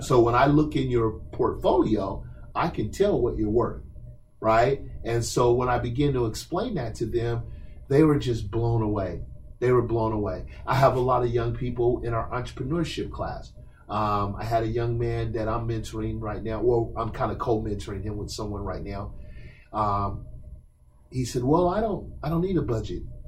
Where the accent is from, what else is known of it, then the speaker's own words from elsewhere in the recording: Portland, Oregon, United States; when I was a young person growing up in Northeast Portland in the late 70s